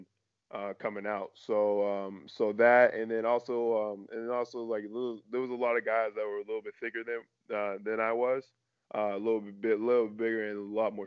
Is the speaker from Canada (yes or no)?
yes; Canada; as a Canadian athlete